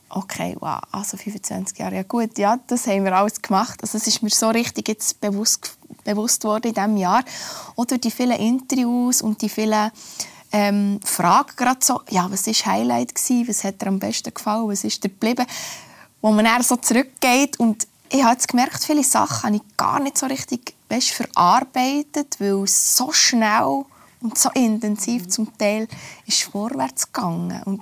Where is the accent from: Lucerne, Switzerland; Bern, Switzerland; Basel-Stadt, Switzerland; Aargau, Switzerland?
Bern, Switzerland; Oberlangenegg; Und andererseits ist es sicher auch mein Umfeld, wo ich aufgewachsen bin, meine Eltern, meine Großeltern oder Ort. Oberlangenegg ist es ein, ein kleines Dörfli, wo jeder jeden kennt